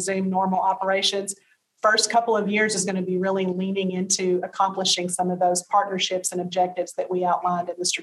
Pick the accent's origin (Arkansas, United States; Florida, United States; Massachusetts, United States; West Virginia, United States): Arkansas, United States; Arkansas as my home state